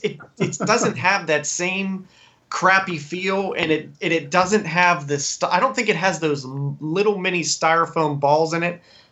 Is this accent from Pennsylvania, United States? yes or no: yes; Greensburg, Pennsylvania, United States; In Greensburg, which is 40 minutes outside of Pittsburgh. Sure, okay. So Conway Street is the street I grew up in.